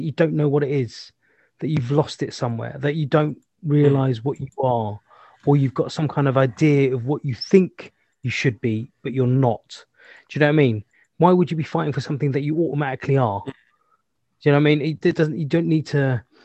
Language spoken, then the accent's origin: English; London, United Kingdom; I'm a Londoner